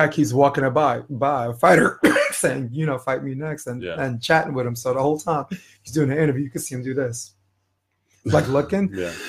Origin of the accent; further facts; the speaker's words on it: Dagestan, Russia; I'm from Dagestan, Russia.